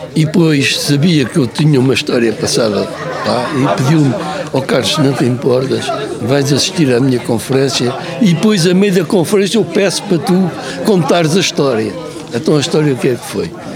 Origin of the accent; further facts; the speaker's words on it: Portugal; você é, é português. Digo assim, sou